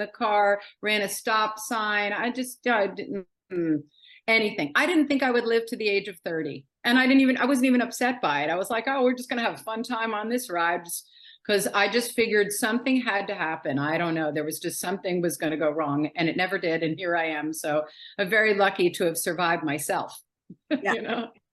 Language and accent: English; New York City, New York, United States; now in Philadelphia, United States; I live in Philadelphia, just outside of Philadelphia. I was born and raised in New York City.